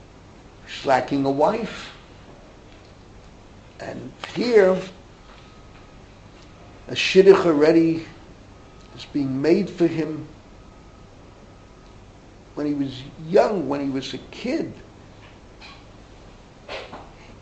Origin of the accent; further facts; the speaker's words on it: New York City, New York, United States; I grew up in the Bronx